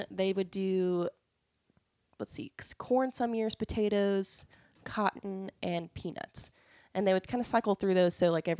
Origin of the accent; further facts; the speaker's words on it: Decatur, Illinois, United States; born there; So I was born in Decatur, Illinois, but both of my parents are from Alabama.